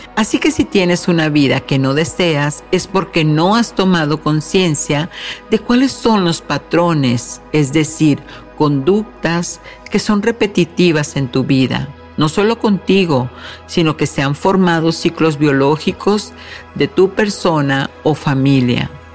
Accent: Mexico; México, mi país de origen

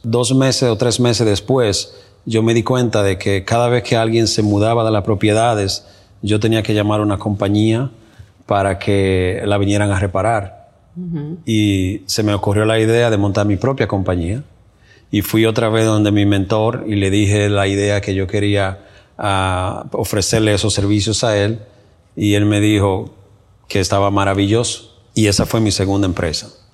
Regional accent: Dominican Republic; moved away as an adult; also born or lived in New York City; now in United States; llego desde la República Dominicana y llegué a la ciudad de Nueva York

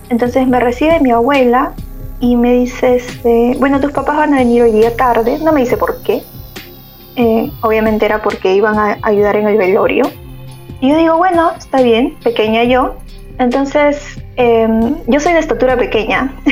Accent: Peru; moved away as an adult; now in Germany; Sí. vine por estudios y me quedé.

